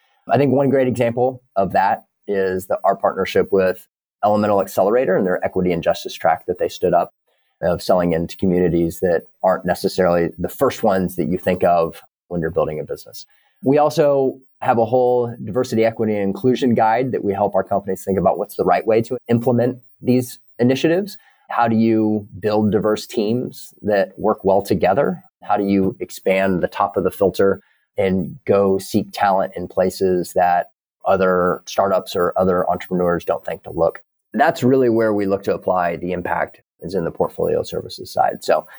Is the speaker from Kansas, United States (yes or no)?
yes; Kansas, United States; I grew up in Kansas. I know a lot of people who know a lot about ag.